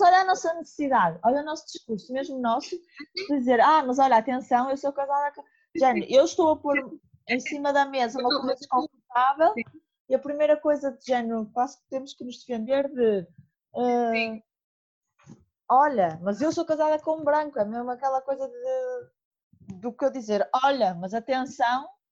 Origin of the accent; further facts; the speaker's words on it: Porto, Norte, Portugal; accent: northern; venho do Porto, e que nasci no Porto